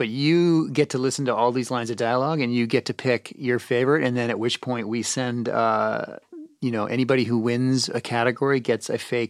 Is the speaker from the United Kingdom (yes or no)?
no; Canada; me being Canadian, I would never have to Google snowmobiles. It was basically, I was born riding a snowmobile.